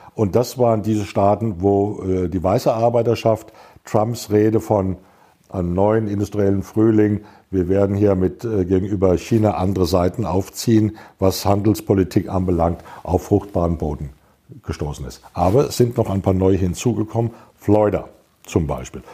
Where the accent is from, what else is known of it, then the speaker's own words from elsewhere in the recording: Germany; als Europäer, als Deutsche